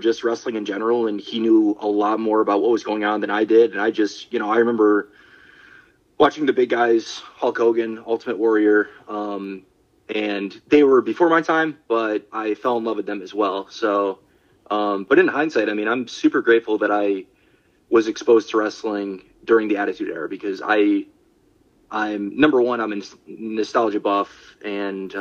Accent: Syracuse, New York, United States; I'm from Syracuse, so we used to have a Video King

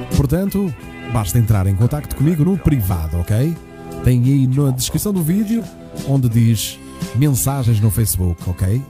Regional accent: Porto, Norte, Portugal; accent: northern (pronúncia do norte); eu sou do Porto

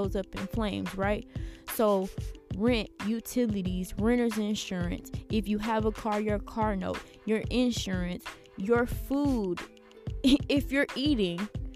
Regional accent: Houston, Texas, United States; I'm from Houston

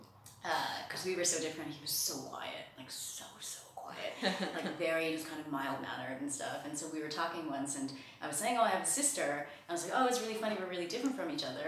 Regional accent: New Jersey, United States; also born or lived in England; now in Germany; I grew up in New Jersey

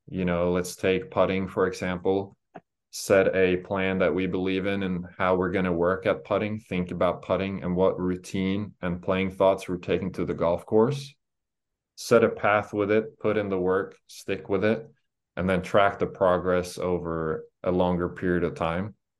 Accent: Norway; now in United States; going home to my home country

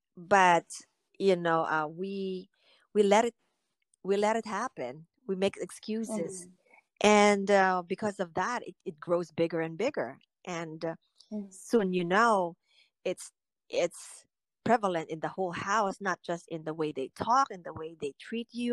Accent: Philippines; now in United States; I grew up in the Philippines

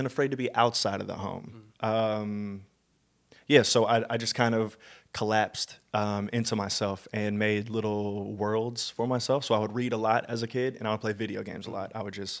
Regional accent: Illinois, United States; also born or lived in St. Louis, Missouri; I was born in St. Louis, Missouri, but at a very young age, my parents took me out. We did town hopping a lot, and so I was raised in small towns outside of St. Louis, in Illinois a little bit, and so I am a very small town boy.

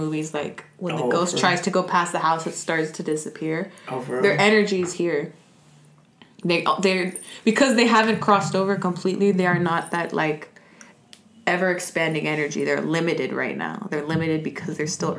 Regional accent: Los Angeles, California, United States; I'm from Los Angeles. Born and raised? Born and raised on Venice Beach

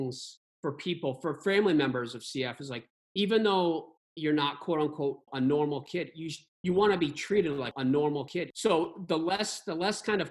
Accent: Barrington, United States; kids I grew up with in Barrington

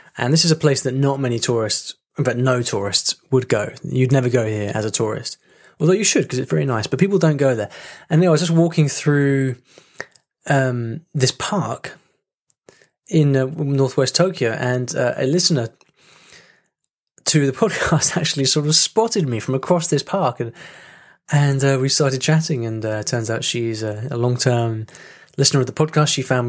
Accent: Ukraine; English is a second language; The thing is, I'm a teacher of English, but English is not my native language. I'm from Ukraine.

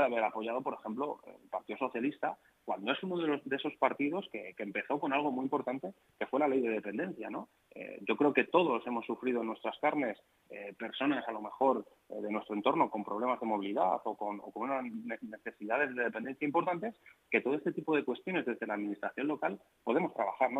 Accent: Alcorcón, Community of Madrid, Spain; yo no he nacido en Alcorcón, yo nací en Madrid, pero he vivido toda mi vida en Alcorcón, he ido al colegio en Alcorcón, he pasado mi adolescencia en Alcorcón

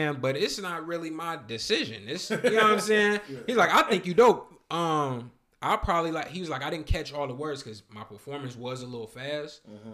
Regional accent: Alton, Illinois, United States; I'm from Auden, Illinois, right next to St. Louis, Missouri

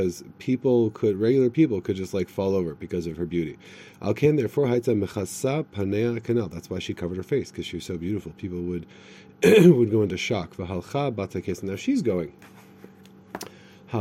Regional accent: United States; I'm from America

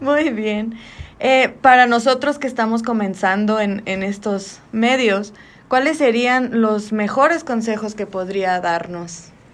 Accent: Magdalena de Kino, Sonora, Mexico

